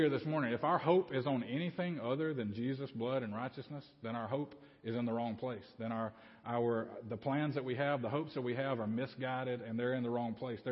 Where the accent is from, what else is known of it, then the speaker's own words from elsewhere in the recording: Babbie, Alabama, United States; also born or lived in Opp, Alabama; grew up in Babby